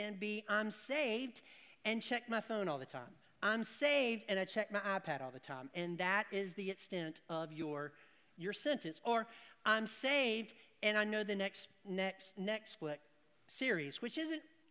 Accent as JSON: {"language": "English", "region": "the South", "country": "United States", "said": "Because people is plural, but I put an S on it because I'm from the South"}